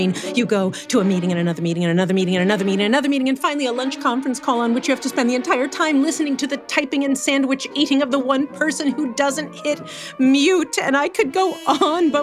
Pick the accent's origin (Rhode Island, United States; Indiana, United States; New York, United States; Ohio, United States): New York, United States; New York City; I grew up in Manhattan